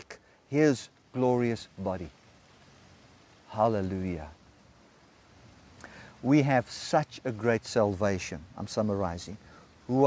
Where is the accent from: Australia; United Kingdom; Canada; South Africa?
South Africa; As I sit here in Zambia, I'm a South African citizen, although I'm in Zambia